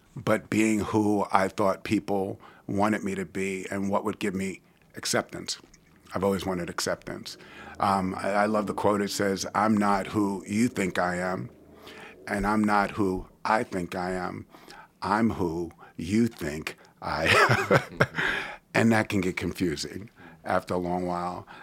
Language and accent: English; New York City, New York, United States; now in Richmond, United States; I was born and raised in New York City